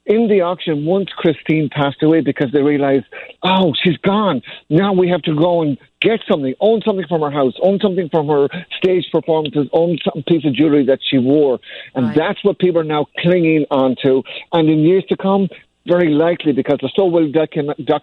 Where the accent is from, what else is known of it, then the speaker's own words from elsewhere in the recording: Ireland; moved away; I grew up in Ireland